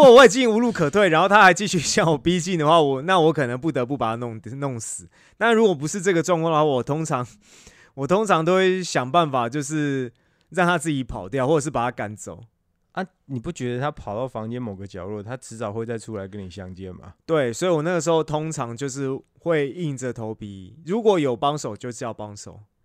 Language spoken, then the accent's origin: Chinese; Taipei, Taiwan; 那时候我小时候， 那时候小时候住在南港